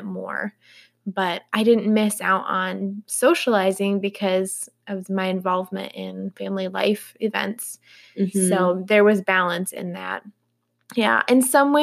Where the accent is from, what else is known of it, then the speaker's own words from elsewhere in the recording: Howard, New York, United States; I grew up in Little Howard, New York